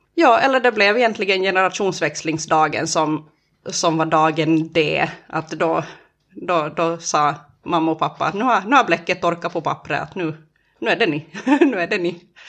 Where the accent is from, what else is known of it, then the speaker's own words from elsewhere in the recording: Närpes, Ostrobothnia, Finland; jag är uppväxt i Töjby